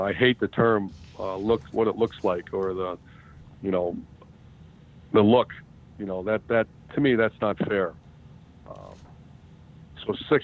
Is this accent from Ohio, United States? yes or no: yes; Ohio, United States; moved away; I'm from Ohio, so that was home.